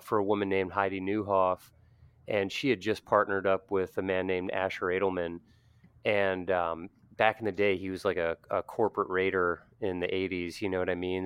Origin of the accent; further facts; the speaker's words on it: Pennsylvania, United States; also born or lived in Bethlehem, Pennsylvania; growing up in the Pennsylvania Dutch community